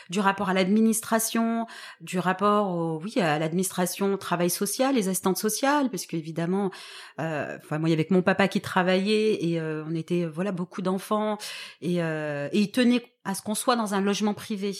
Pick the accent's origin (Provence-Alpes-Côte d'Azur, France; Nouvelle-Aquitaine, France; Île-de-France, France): Provence-Alpes-Côte d'Azur, France; Toulon; je viens de Toulon, donc qui est euh, une ville que tout le monde connaît près de, près de Marseille.